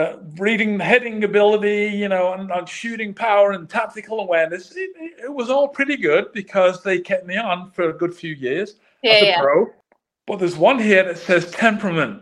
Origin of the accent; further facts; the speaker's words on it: Manchester, North West England, United Kingdom; moved away; I'm born and raised in Manchester